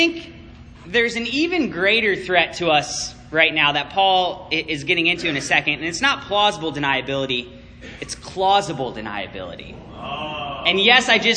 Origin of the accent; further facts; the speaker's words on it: Virginia, United States; moved away as an adult; now in Chicago, United States; when we first moved to Chicago, and people heard that I was from Virginia